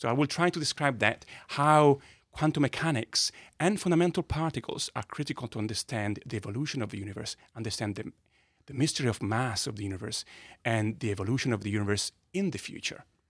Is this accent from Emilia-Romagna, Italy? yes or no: yes; Modena, Emilia-Romagna, Italy; accent: Italian; English is a second language; moved away as an adult; also born or lived in Bologna; I was born in a little town, uh, called Modena in north of Italy